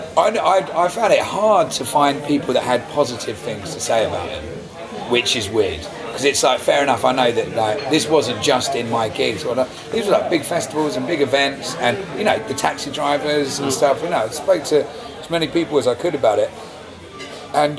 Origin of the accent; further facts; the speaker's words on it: England, United Kingdom; being an Englishman